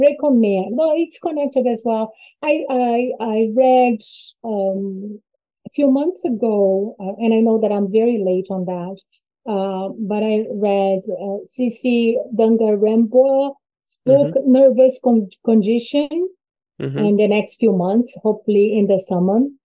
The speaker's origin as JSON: {"language": "English", "country": "Brazil", "said": "I'm from Brazil"}